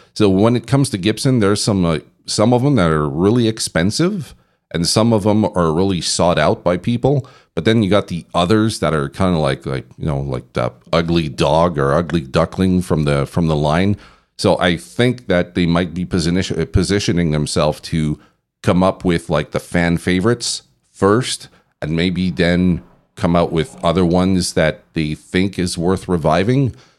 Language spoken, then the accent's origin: English; Canada; now in Belgium; I'm from Canada